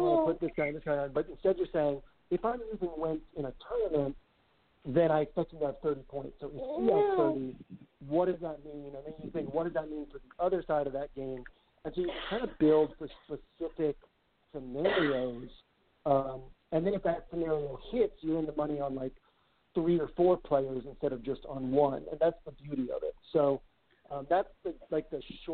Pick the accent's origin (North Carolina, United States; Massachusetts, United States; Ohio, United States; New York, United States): Massachusetts, United States; Winchester; I grew up in Winchester